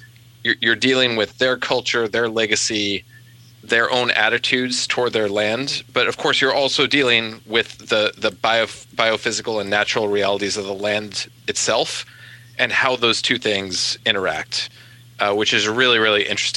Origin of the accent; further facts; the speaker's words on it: Western United States, United States; I grew up playing around on Western rivers.